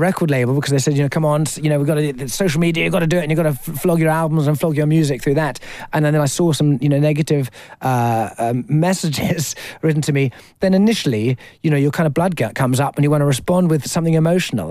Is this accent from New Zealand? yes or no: no; Hampshire, South East England, United Kingdom; I was born and bred in Hampshire